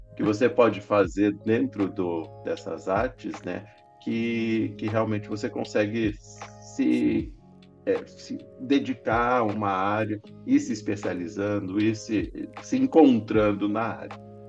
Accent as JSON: {"language": "Portuguese", "town": "Presidente Prudente", "region": "São Paulo", "country": "Brazil", "said": "sou do interior, lá de Presidente Prudente"}